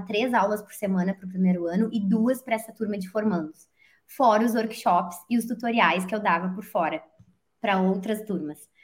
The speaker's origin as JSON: {"language": "Portuguese", "country": "Brazil", "tie": "born or raised there", "moved": "as an adult", "said": "como a gente cresce com um pensamento errado, né, no Brasil"}